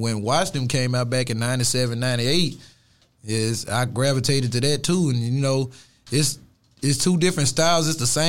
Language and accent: English; Haynesville, Louisiana, United States; moved away; also born or lived in Houston, Texas; I was born and raised in Louisiana.